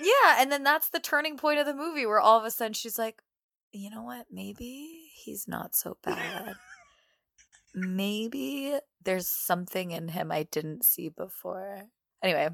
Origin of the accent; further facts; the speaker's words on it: Brampton, Ontario, Canada; grew up in Brampton.